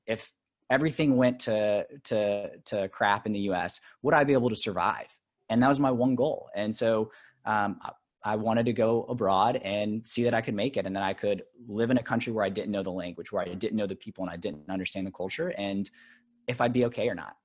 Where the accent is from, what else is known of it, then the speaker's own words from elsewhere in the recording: Alabama, United States; now in New York, United States; I grew up in Alabama